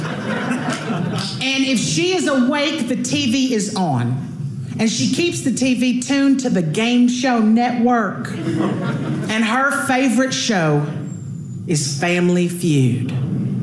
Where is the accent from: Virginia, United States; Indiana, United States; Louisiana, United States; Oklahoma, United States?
Louisiana, United States; moved away; I just got back from my hometown. I was down in Louisiana.